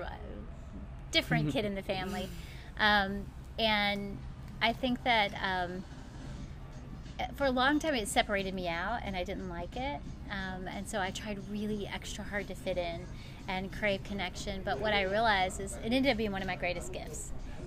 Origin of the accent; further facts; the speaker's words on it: Somerset, Kentucky, United States; also born or lived in Ohio; I grew up in Kentucky, Somerset. I was born in Ohio, but I spent most of my life in Kentucky. So a true Southern girl